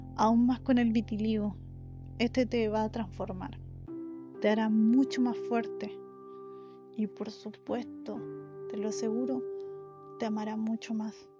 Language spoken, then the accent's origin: Spanish; Chile; soy de Chile